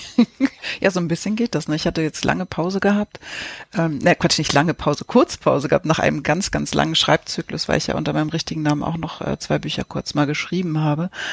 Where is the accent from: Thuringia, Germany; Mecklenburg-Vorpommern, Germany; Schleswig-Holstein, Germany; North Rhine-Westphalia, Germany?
Schleswig-Holstein, Germany; Lübeck; moved away; als ich in Travemünde noch gelebt habe als Kind